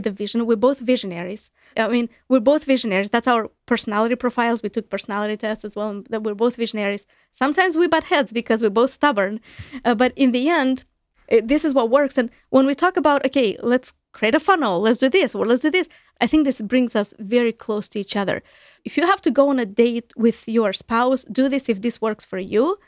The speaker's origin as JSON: {"language": "English", "town": "Chisinau", "region": "Chișinău", "country": "Moldova", "tie": "born or raised there", "second_language": "English", "moved": "as an adult", "lives_now": "United States", "said": "back home in my home country, in Moldova, in Chisinau, the capital where I'm from."}